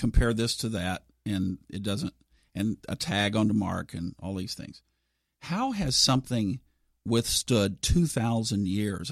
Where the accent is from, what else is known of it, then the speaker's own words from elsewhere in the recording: Tulsa, Oklahoma, United States; what I grew up with in Tulsa, Oklahoma.